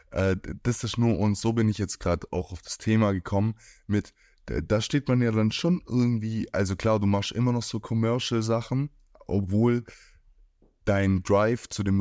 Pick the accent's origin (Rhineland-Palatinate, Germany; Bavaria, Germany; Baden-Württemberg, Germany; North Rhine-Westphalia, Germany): Baden-Württemberg, Germany; now in Berlin, Germany; ich komme aus der Nähe von Stuttgart, ich bin jetzt nach Berlin.